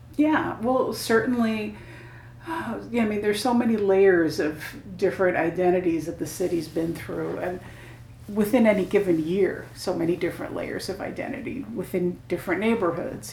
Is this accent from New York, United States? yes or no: yes; New York City, New York, United States; when I was a kid, I grew up in Park Slope, in Park Slope, Brooklyn